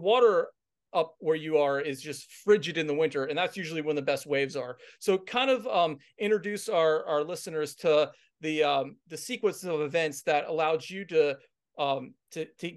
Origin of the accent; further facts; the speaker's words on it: Ocean City, Maryland, United States; I'm from the Maryland area, Ocean City. That was kind of my home beach growing up.